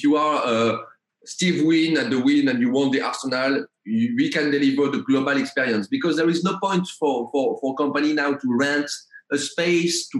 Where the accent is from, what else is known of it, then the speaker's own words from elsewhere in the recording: Paris, Île-de-France, France; I'm coming from France, Paris